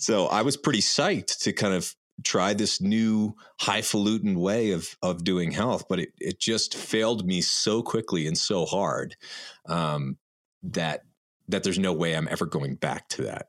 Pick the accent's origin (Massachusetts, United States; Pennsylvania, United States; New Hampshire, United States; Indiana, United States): New Hampshire, United States; in the woods where we grew up in New Hampshire